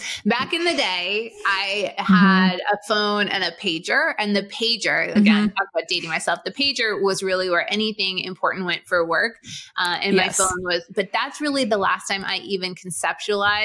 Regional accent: Boston, Massachusetts, United States; I grew up in Boston

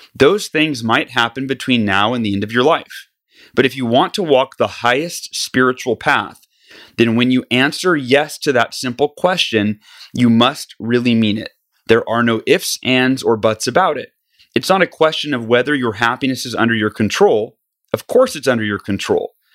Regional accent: California, United States; moved away; back to my home state where I was, uh, born and grew up

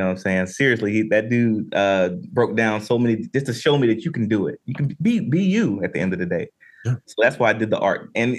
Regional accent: Southern United States, United States; But to the Andre piece, for me growing up in the South

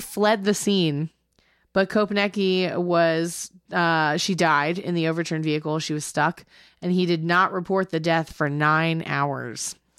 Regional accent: the South, United States; We're from the South

